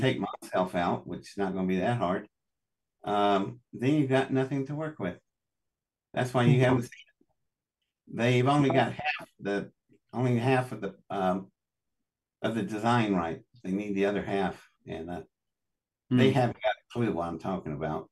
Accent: Welch, West Virginia, United States; I was born in Welch, West Virginia, in District 10 of the Pocahontas coalfields.

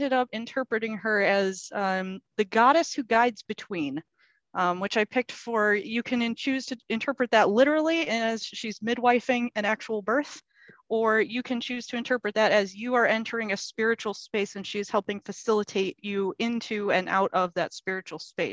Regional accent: Lake Michigan, United States; I grew up on Lake Michigan and the Grand River is right in my hometown

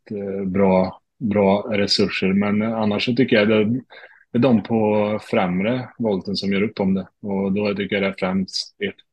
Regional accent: Värmland, Sweden; moved away; Jag har varit hemma i Värmland

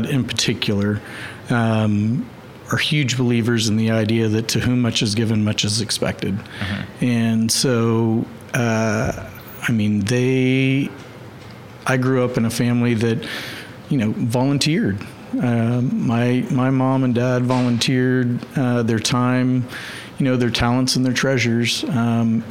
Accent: Oklahoma City, Oklahoma, United States; also born or lived in Dallas, Texas; those of us that grew up here and, you know, love Oklahoma

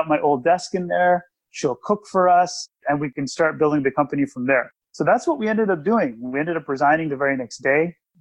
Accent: Toronto, Ontario, Canada; also born or lived in Ottawa, Ontario; I came back from Ottawa to Toronto, where I'm from

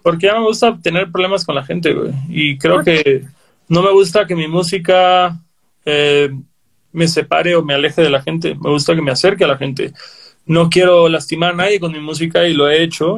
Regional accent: Cancún, Quintana Roo, Mexico; creciendo en Cancún éramos 30 morros que oíamos punk melódico

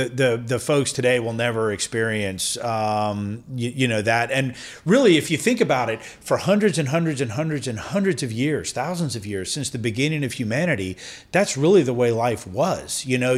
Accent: Vienna, United States; And I think that's kind of what growing up in Vienna was.

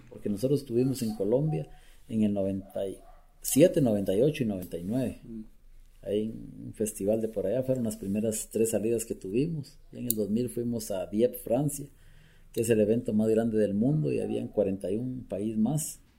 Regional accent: Guatemala; como chapín, como guatemalteco

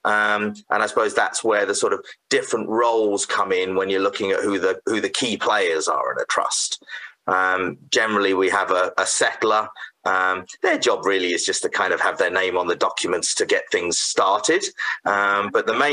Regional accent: United Kingdom; moved away as an adult; also born or lived in Canada; now in Saskatoon, Canada; I was originally from the UK, so you probably tell from my accent, and previously had a legal practice there

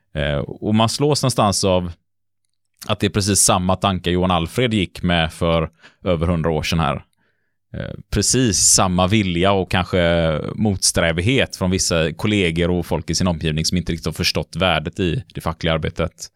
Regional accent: Gothenburg, Västra Götaland, Sweden; som göteborgare

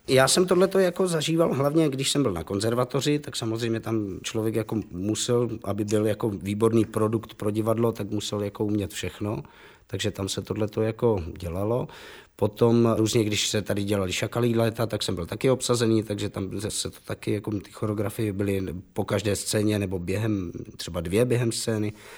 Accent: Havířov, Moravian-Silesian Region, Czechia; já jsem narozen v Havířově, babička byla Polka a to je jedno, takže jako já jsem nějak jako po našemu a polsky jako rozuměl

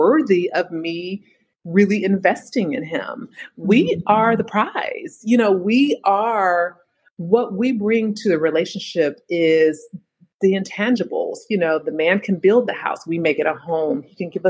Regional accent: Bay Area, California, United States; now in Philadelphia, United States; I'm from the Bay Area originally, home of Silicon Valley

